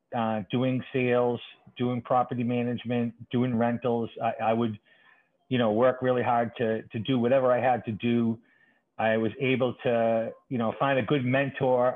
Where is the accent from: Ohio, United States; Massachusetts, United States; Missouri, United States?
Massachusetts, United States; Boston; also born or lived in Dorchester, Boston; I'm a lifelong Boston resident, very proud, uh, born and raised uh, in the city of Boston